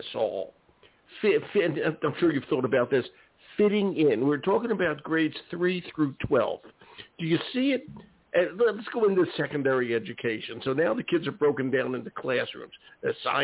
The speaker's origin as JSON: {"language": "English", "town": "Philadelphia", "region": "Pennsylvania", "country": "United States", "moved": "yes", "lives_now": "Maine, United States", "said": "I'm from Philadelphia and quite urban"}